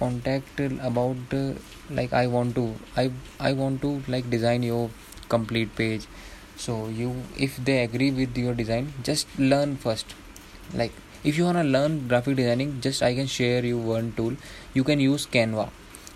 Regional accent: Dehradun, Uttarakhand, India; I am from Dehradun

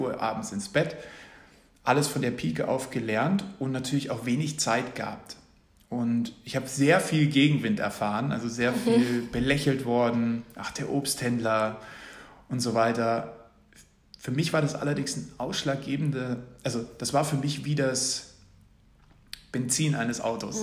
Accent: Munich, Bavaria, Germany; Ich komme ursprünglich aus München

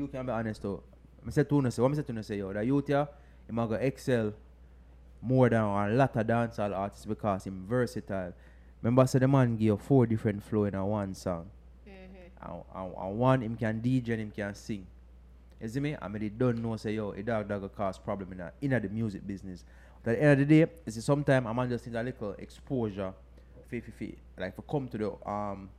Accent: London, United Kingdom; I'm from London, yeah? Brixton

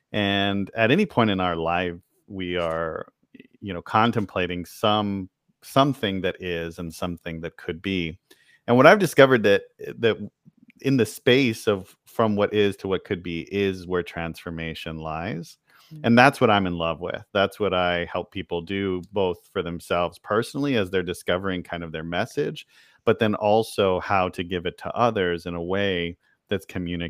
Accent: El Paso, Texas, United States; also born or lived in San Antonio / Austin / Dallas / Boston; I grew up in El Paso, Texas. Yeah. And then I spent time in San Antonio and Austin and Dallas before kind of leaving. And I've lived in Boston, London, LA, all kinds of places. And here we are back home.

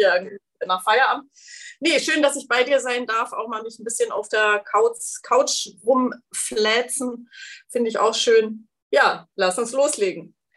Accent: East Frisia, Lower Saxony, Germany; Ich bin waschechte Ostfriesin

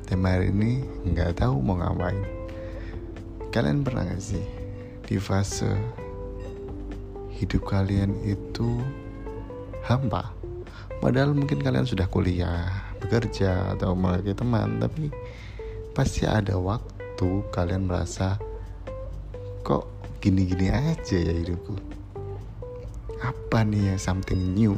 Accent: Kudus, Central Java, Indonesia; now in Semarang, Indonesia; aku berasal dari Kudus suatu kota terpencil nggak kecil banget sih tapi keren sih guys dia itu kabupaten yang kecil tapi sudah seperti kota Madia ya dan aku kuliah di Semarang

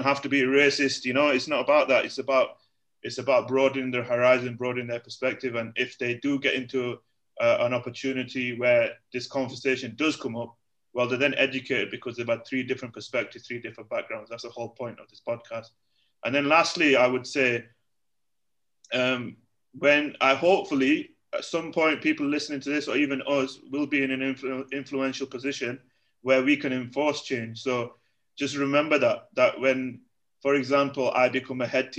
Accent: United Kingdom; moved away as an adult; also born or lived in Egypt; now in Malaysia; me as from a British Asian community guy

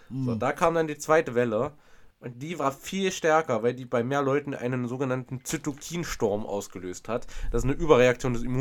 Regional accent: Thuringia, Germany; ganz unbekannt hier irgendwo in Thüringen, aber ich bin durch eine, eine ganz weit entfernte Stadt von meinem Heimatort gefahren, das heißt Sondershausen.

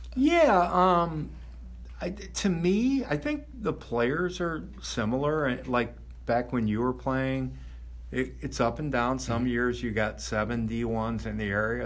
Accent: Crown Point, Indiana, United States; I grew up in Crown Point

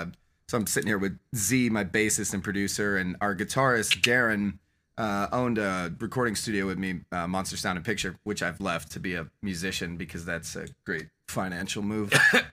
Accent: Las Vegas, Nevada, United States; also born or lived in New Jersey; I was born there, but I grew up in Vegas.

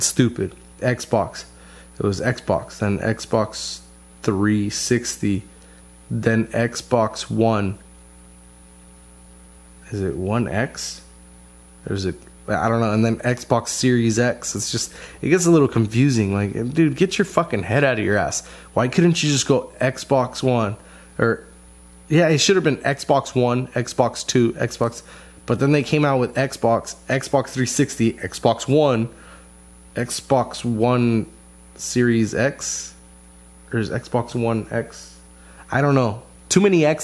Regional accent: United States; we're American

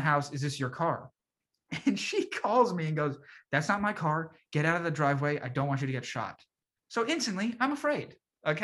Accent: Reston, Virginia, United States; moved away; I'm from Reston

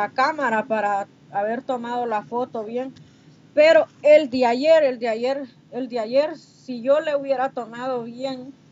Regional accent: Honduras; now in Mexico; Yo no me olvido de las raíces, niña, de donde yo vengo, porque orgullosamente catracha. Sí, yo nunca, a mí todo el mundo les pregunta, ¿de dónde es usted? Yo soy de Honduras. Y hasta con orgullo lo digo, soy catracha.

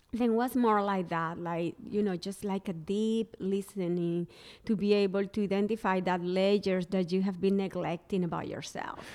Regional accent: Barranquilla, Atlántico, Colombia; English is a second language; moved away as an adult; also born or lived in San Francisco, United States; now in Charleston, United States; I moved from my hometown, Barranquilla, Colombia, uh, to San Francisco.

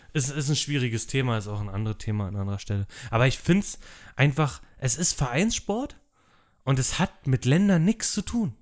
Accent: Berlin, Germany; ich bin in Köpenick geboren

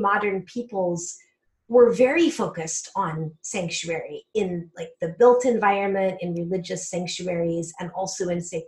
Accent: Colorado, United States; also born or lived in California Bay Area / Michigan / upstate New York; now in Pennsylvania, United States; I'm originally from Colorado in the Southwest. I grew up in the high Rocky Mountains in a rural area

